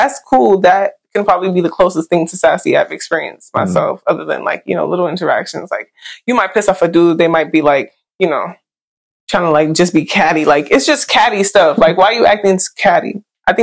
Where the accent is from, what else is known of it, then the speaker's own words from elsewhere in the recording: New York City, New York, United States; I'm from Brooklyn too